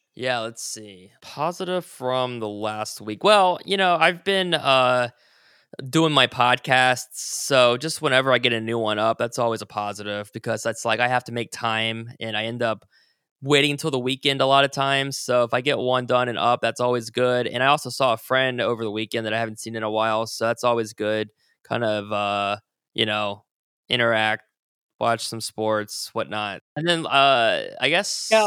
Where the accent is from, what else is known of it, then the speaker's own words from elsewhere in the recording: Columbus, Ohio, United States; moved away; also born or lived in Richmond; we're both from Columbus and like the Groveport area